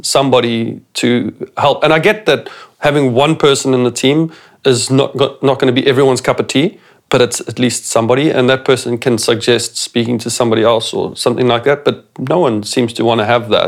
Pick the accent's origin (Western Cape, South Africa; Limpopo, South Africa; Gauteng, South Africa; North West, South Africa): Limpopo, South Africa; Phalaborwa; moved away as an adult; also born or lived in Pretoria; I came from Palabora